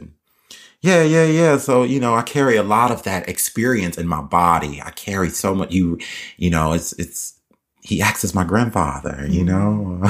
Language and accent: English; Southern United States, United States; my growing up in the literally in the physically in the South